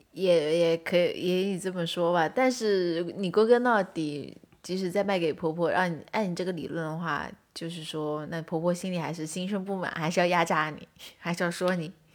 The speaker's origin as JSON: {"language": "Chinese", "region": "Zhejiang", "country": "China", "said": "我是浙江的嘛"}